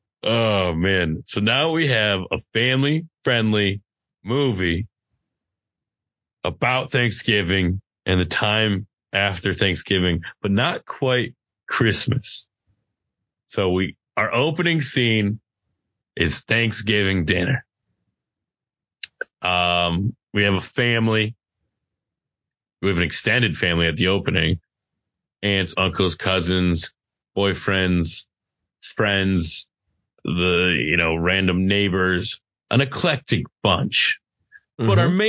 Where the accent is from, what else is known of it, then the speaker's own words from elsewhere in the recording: Indianapolis, Indiana, United States; now in Annapolis, United States; I grew up in Indianapolis, but now I moved to Annapolis.